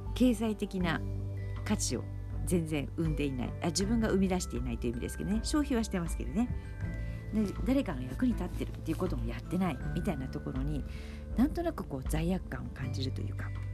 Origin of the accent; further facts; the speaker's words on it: Saitama, Japan; moved away as an adult; also born or lived in Hyogo Prefecture / Shiga Prefecture; now in Shiga, Japan; もともと私は埼玉県出身で、で、結婚して、えー、関西の方に移ったわけですけれども、別にその、もう古里を出て何十年も経っていて